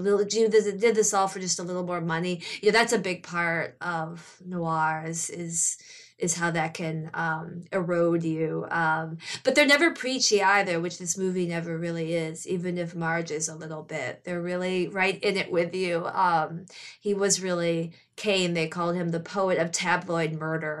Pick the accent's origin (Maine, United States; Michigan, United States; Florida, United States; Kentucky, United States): Michigan, United States; Grosse Pointe; moved away as an adult; also born or lived in New York; I'm from the Detroit area in Michigan